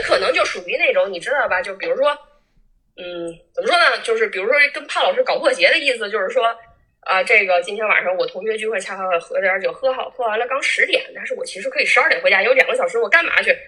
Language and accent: Chinese; Changchun, Jilin, China; also born or lived in Siping; 我是长春人哈